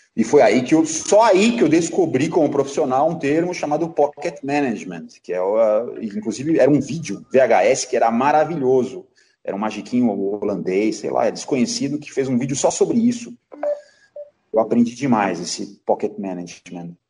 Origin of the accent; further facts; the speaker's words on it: Brazil; Eu moro no Brasil, sou brasileiro, amo o Brasil